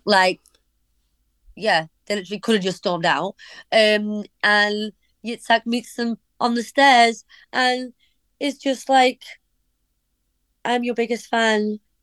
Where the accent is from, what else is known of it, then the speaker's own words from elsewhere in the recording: Warrington, North West England, United Kingdom; also born or lived in Liverpool; I was born in Liverpool, but then we moved to Warrington when I was really small